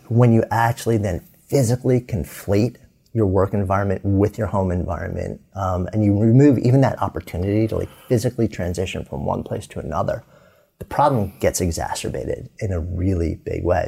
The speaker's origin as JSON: {"language": "English", "region": "outside New York", "country": "United States", "tie": "born or raised there", "moved": "as an adult", "lives_now": "Boulder, United States", "said": "growing up outside New York, living in New York City for 30 years, pulling up our roots"}